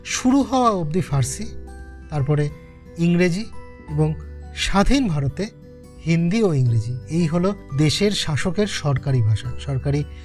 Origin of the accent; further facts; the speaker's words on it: West Bengal, India; আমরা পশ্চিমবঙ্গের বাঙালিরা তবু নিজের ভাষায় কিছু বলতে পারি